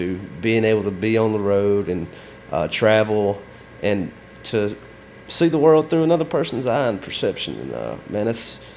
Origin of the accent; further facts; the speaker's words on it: Alabama, United States; I'm from Alabama